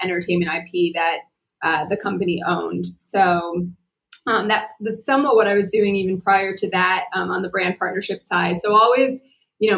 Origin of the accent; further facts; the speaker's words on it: New Jersey, United States; moved away as an adult; also born or lived in California; my early days growing up in Jersey